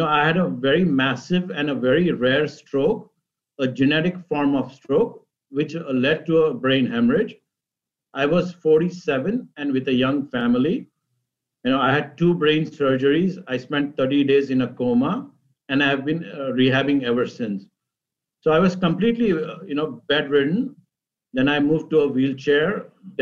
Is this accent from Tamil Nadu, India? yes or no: no; Mumbai, Maharashtra, India; moved away as an adult; also born or lived in Cleveland / Boston; now in Northern Virginia, United States; I was born in India, and I grew up in Mumbai. And I moved to the United States 30 years ago, first as an international student